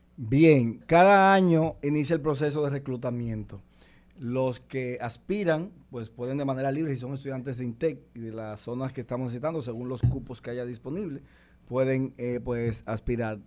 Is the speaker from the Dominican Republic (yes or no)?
yes; San Cristóbal, Dominican Republic; soy de San Cristóbal, de Vieja Norte, que ahí nací en una casa de piso de tierra